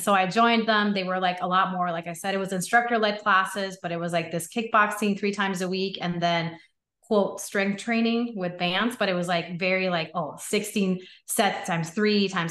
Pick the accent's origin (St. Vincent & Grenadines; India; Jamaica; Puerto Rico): Puerto Rico; I grew up in Puerto Rico